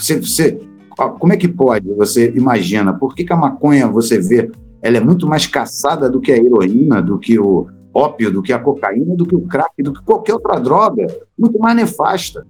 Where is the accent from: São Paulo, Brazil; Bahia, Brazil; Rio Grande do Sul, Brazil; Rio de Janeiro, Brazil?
Rio de Janeiro, Brazil; Sou do Rio de Janeiro